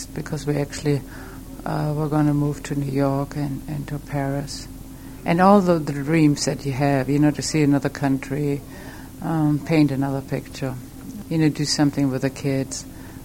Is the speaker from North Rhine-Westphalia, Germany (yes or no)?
yes; Bielefeld, North Rhine-Westphalia, Germany; moved away; not in Bielefeld, where I was raised